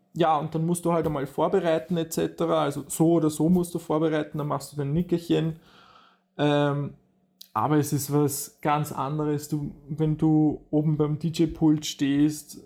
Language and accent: German; Vienna, Austria; bei uns in Wien